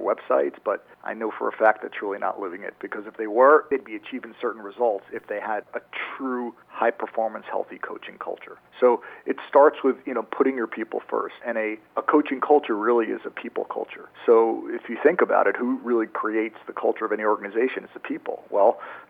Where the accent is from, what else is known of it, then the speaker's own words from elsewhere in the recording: New York, United States; moved away as an adult; also born or lived in Maryland; Born and raised in New York, went to school down at University of Maryland